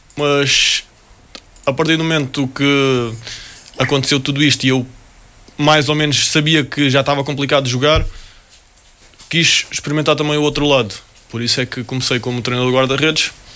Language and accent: Portuguese; Portugal; also born or lived in United States; por vir de onde venho, de vir de, de Portugal